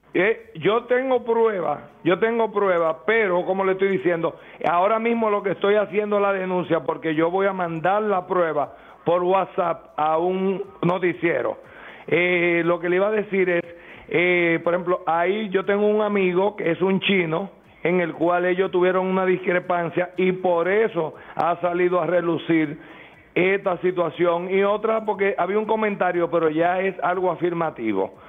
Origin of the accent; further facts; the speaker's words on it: Distrito Nacional, Dominican Republic; yo soy del distrito, pero tengo familia